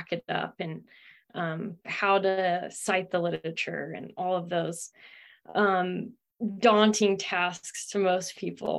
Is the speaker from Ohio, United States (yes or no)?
yes; Ohio, United States; moved away as an adult; also born or lived in California; I'm from Ohio and was raised not on a farm or anything